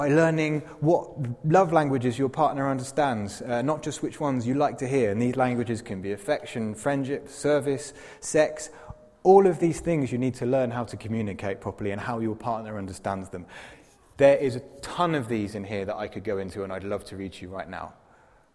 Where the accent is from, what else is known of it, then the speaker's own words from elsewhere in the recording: England, United Kingdom; now in Zurich, Switzerland; I'm English and I can't speak English properly